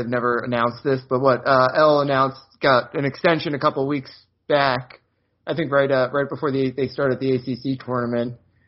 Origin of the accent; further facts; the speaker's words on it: Maryland, United States; moved away; my hometown of Maryland